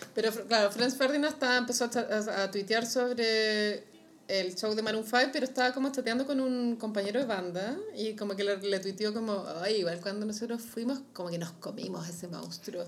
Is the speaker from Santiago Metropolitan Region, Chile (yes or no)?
yes; Santiago, Santiago Metropolitan Region, Chile; uno como santiaguino